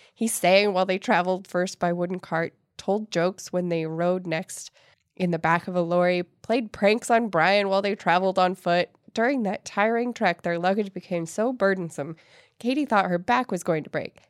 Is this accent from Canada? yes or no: no; Ireland; I'm Irish